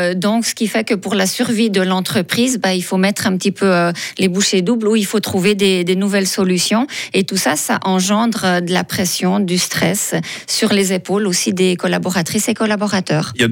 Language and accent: French; Fribourg, Switzerland; je viens de Fribourg